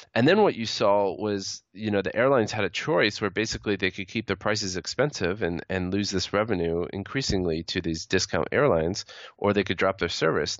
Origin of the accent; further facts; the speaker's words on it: United States; speaking as an American